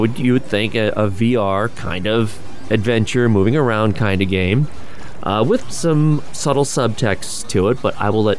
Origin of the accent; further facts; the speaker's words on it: United States; I mean, I'm an American.